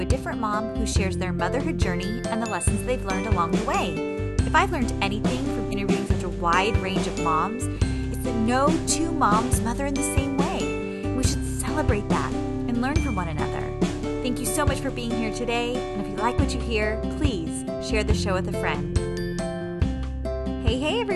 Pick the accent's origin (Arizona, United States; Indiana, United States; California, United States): California, United States; San Diego; moved away as an adult; I'm from San Diego, and I went to school in San Diego for college. And so until I was 23 and got married, I never lived anywhere essentially but Southern California